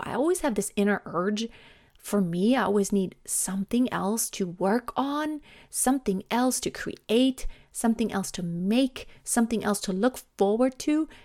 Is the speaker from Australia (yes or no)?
no; Germany; English is a second language; moved away as an adult; also born or lived in United States; English may not be my native language, but I love speaking English. Um, I am from Germany